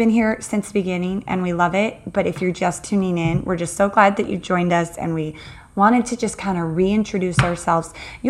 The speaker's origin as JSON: {"language": "English", "region": "Arizona", "country": "United States", "tie": "born or raised there", "said": "I am native to Arizona."}